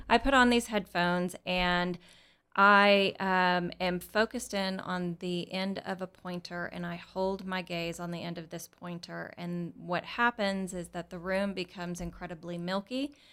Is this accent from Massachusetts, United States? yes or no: no; Texas, United States; I was born here in Texas